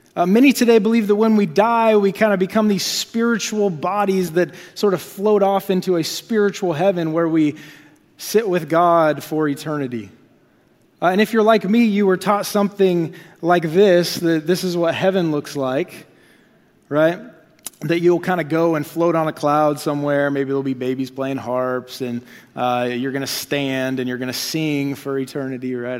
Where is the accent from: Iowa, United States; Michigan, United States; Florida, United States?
Iowa, United States; moved away as an adult; also born or lived in Dallas, Texas; now in Topeka, United States; I come from Iowa